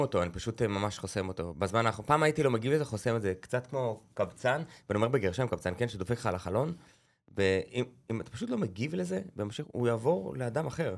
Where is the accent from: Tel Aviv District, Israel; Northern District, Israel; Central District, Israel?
Northern District, Israel; Beit Zera; גדלתי בקיבוץ, בבית זרע, בעמק הירדן